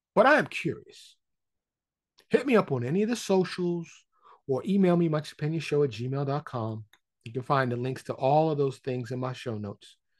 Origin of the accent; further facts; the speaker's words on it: New York City, New York, United States; now in Dallas, United States; I grew up in Harlem in the Bronx